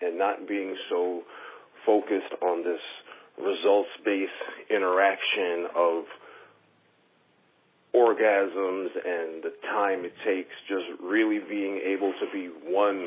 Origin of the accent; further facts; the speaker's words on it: New York, United States; moved away as an adult; now in Philadelphia, United States; I was born and raised in New York, relocated to Philly 6 years ago to raise my child